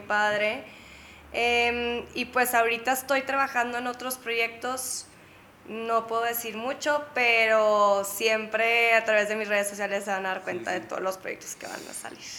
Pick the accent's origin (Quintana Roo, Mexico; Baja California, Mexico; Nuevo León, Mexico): Nuevo León, Mexico; Monterrey; moved away as an adult; also born or lived in San Diego / Barcelona; now in Mexico City, Mexico; nací en Monterrey